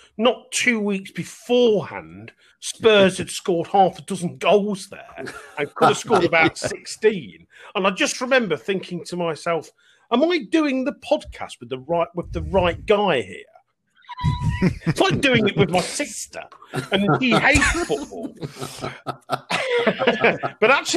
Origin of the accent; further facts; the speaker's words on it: Leicester, East Midlands, United Kingdom; We were all born and bred in Leicester.